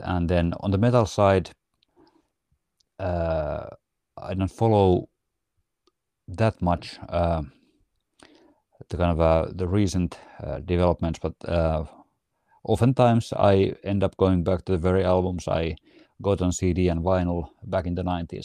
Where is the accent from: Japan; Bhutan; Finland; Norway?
Finland; Riihimäki, Kanta-Häme; moved away as an adult; now in near Helsinki, Finland; we are originally from Riihimäki, which is, uh, kind of a one-hour drive north from Helsinki.